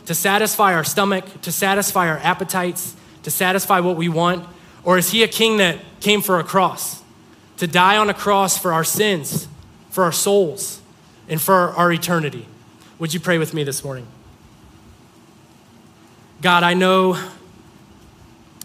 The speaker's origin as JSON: {"language": "English", "town": "Mogadore", "region": "Ohio", "country": "United States", "said": "I'm from Mogador, population 3,000."}